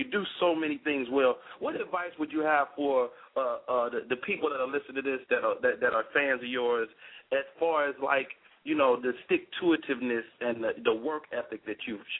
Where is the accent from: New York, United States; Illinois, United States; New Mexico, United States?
Illinois, United States; Chicago; y'all from my hometown, y'all, you know, the Chicago area.